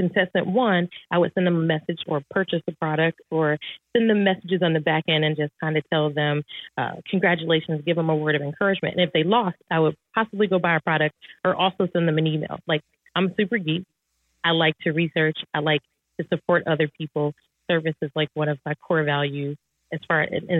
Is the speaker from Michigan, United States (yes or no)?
yes; Detroit, Michigan, United States; I grew up in Detroit, Michigan